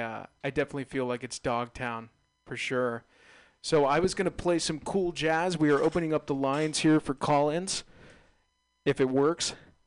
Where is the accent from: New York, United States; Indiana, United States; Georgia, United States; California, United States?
California, United States; Bay Area; I'm a little bit naive, I feel like, with being a Bay Area native, of all the hills and everything that are around here.